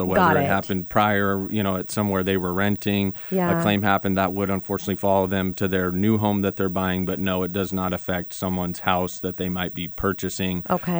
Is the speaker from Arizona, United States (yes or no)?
yes; Phoenix, Arizona, United States; Sure. So I grew up in Phoenix.